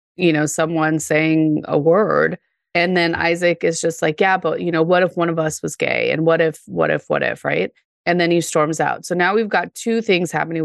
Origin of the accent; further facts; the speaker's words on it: Denver, Colorado, United States; I grew up in Denver